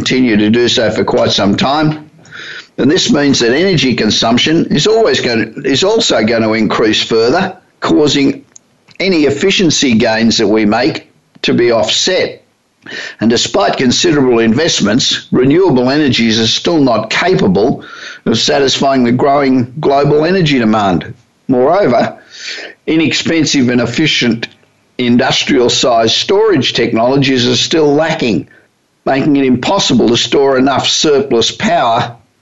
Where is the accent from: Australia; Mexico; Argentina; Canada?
Australia; moved away as an adult; also born or lived in United States; now in Hollywood, United States; I've been living in the United States for nearly 35 years, but I'm originally Australian